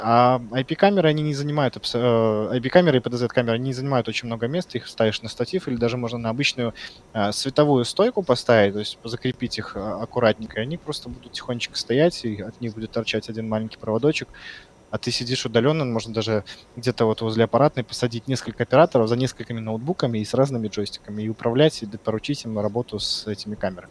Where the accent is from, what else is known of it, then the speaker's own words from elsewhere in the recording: Belarus; moved away as an adult; now in Yekaterinburg, Russia; Я вообще сам из Беларуси. И в июне 2017 э, года я приехал в Екатеринбург